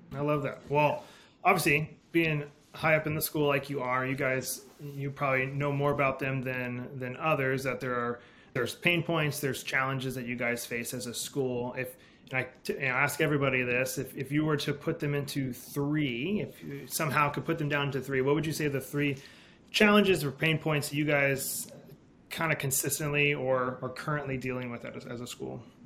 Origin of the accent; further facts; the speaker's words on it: Alaska, United States; I grew up in Alaska with homeschooling